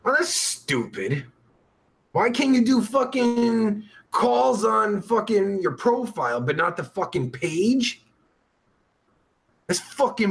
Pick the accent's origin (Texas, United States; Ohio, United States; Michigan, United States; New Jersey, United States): New Jersey, United States; now in Pennsylvania, United States; I'm originally from Jersey